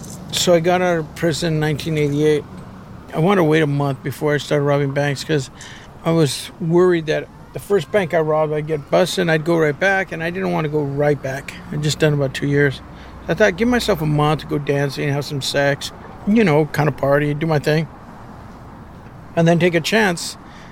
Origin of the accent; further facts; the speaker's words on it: Los Angeles, California, United States; born there; so I was born in 1961, and I was born in East Los Angeles, the old Maravilla housing projects.